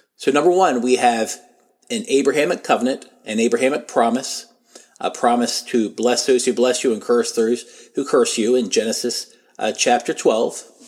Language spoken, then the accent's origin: English; United States; As an American, as a Christian